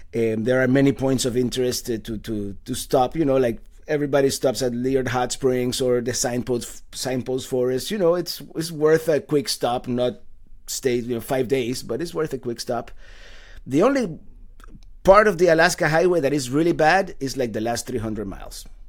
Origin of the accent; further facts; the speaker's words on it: Cuba; also born or lived in Caribbean; now in United States; I was born in the island of Cuba. I've been here for, actually, two days ago was my, my thirty-fifth anniversary of arriving to the United States